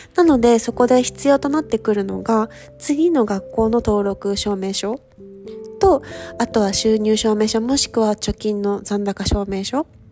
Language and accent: Japanese; Fukuoka, Japan; moved away as an adult; now in Paris, France; 私福岡出身